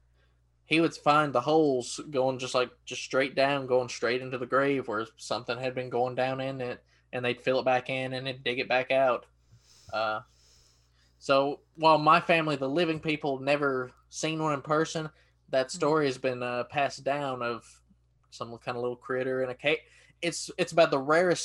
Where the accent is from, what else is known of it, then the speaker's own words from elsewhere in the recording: East Tennessee, United States; my hometown in East Tennessee.